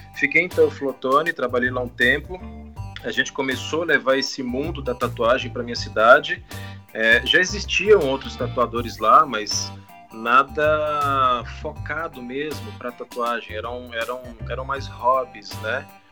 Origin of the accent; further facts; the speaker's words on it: Teófilo Otoni, Minas Gerais, Brazil; moved away as an adult; also born or lived in Belo Horizonte; Eu comecei em Minas Gerais, eu sou mineiro, na verdade. Eu nasci numa cidade pequena do norte de Minas Gerais, chama-se Teófilo Otoni